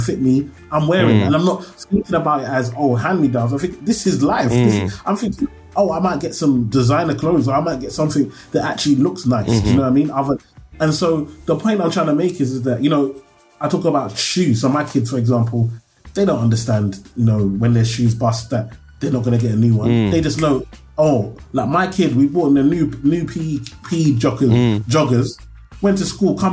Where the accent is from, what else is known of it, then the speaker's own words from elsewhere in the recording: London, United Kingdom; when I come from Tower Hamlets, so we white, black, Asian, we're all poor. I always tell people, Tower Hamlets is a weird place